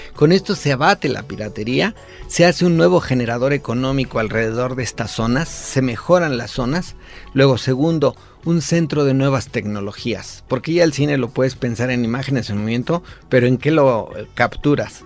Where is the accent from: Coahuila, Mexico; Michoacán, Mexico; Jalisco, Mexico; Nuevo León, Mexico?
Michoacán, Mexico; now in Mexico City, Mexico; yo soy de Michoacán, me establecí aquí